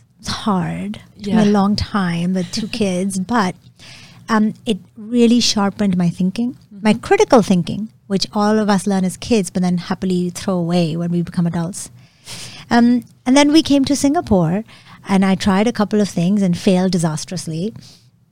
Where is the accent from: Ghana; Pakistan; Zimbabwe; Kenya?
Pakistan; Lahore, Punjab; I was born in Pakistan, in Lahore, and I grew up in a very intellectually liberal household.